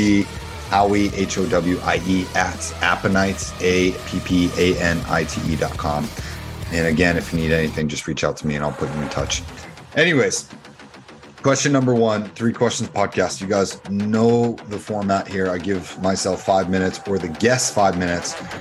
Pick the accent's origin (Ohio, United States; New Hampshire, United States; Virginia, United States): New Hampshire, United States; Dover; I grew up in Dover, New Hampshire